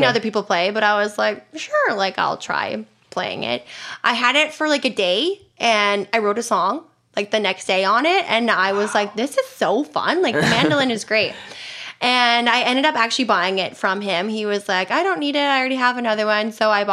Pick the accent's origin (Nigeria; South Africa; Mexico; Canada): Canada; from Canada